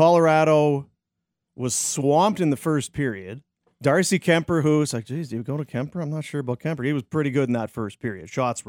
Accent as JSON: {"language": "English", "country": "Canada", "said": "I'm a Canadian kid, and the boys, and my heart's breaking."}